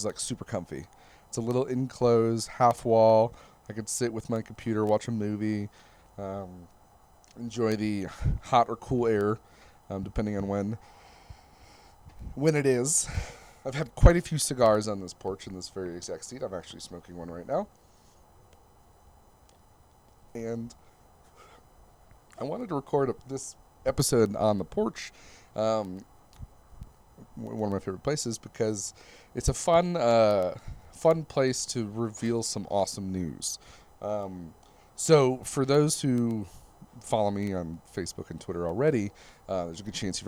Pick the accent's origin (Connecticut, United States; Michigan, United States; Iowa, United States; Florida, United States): Michigan, United States; moved away as an adult; also born or lived in Plymouth, Michigan / Northville, Michigan / Detroit, Michigan; now in Las Vegas, United States; my home state of Michigan